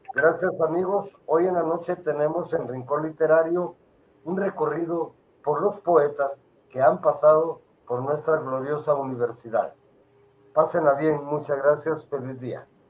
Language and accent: Spanish; Guatemala; como guatemaltecos